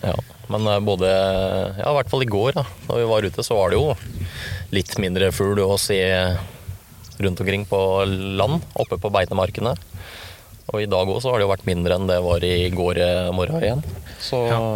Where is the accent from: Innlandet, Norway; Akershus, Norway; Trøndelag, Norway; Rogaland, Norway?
Innlandet, Norway; Sør-Odal; Født og oppvokst i Sør-Odal